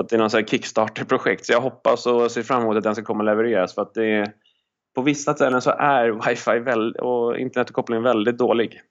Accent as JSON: {"language": "Swedish", "country": "Sweden", "moved": "as an adult", "said": "när jag är hemma i Sverige"}